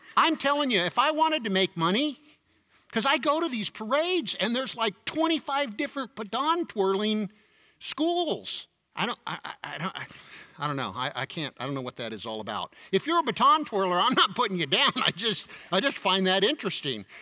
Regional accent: United States

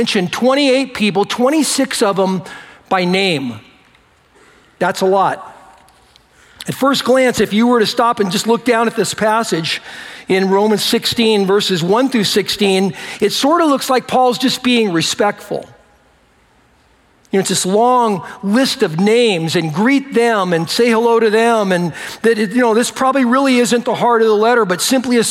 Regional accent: United States; I was born in America, so I'm, you know, I'm a United States citizen

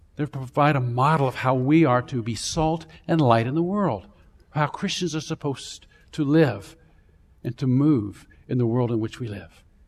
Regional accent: Central Florida, United States; I grew up in Florida, actually. And, um, uh, Central Florida, somewhere between Tampa and Orlando

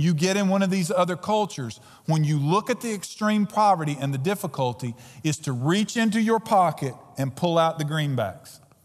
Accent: United States; we as Americans

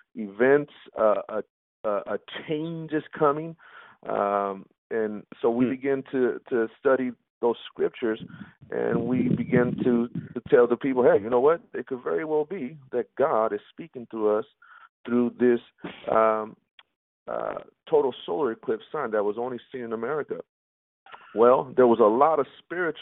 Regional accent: the Bay Area, Northern California, United States; The Bay Area and Northern California. You know, that's my hometown. That's where I was born and raised

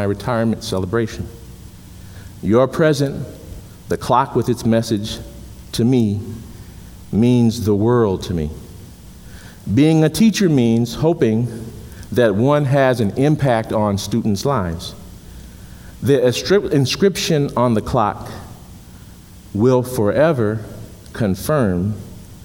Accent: Chicago, Illinois, United States; When I was a kid growing up in Chicago

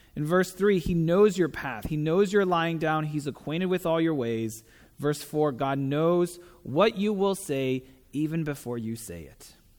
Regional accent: Taiwan; moved away as an adult; also born or lived in San Diego; I'm from Taiwan, so I grew up there

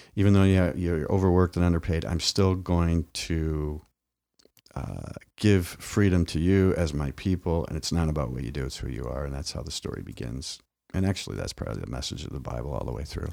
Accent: Midwest, United States; my grandparents even would sit on the, on the porch in the farm growing up in the Midwest

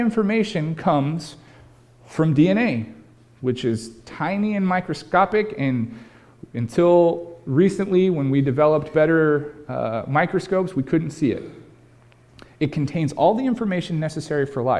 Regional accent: California, United States; now in Pacific Northwest, United States; my home state of California

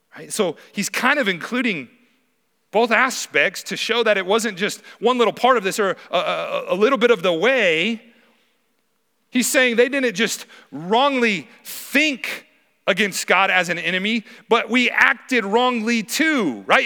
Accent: Wyoming, United States; moved away as an adult; now in Helena, United States; I'm originally from Wyoming

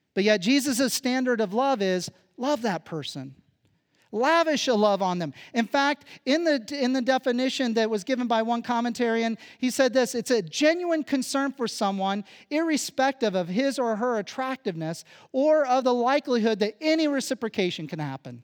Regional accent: Phillipsburg, Kansas, United States; moved away; growing up where I come from in Kansas

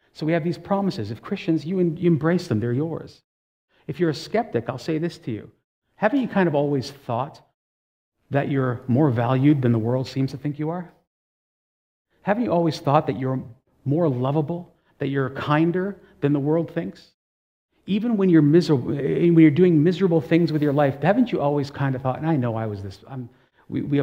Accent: Toronto, Ontario, Canada; resident of Toronto, born in Toronto

